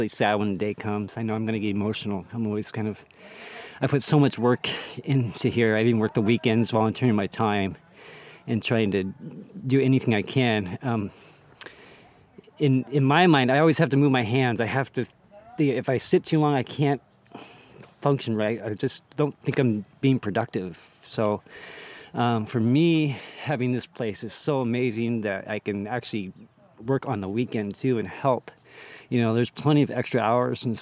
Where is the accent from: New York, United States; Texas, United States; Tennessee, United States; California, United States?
California, United States; Watsonville; I was born in Watsonville, California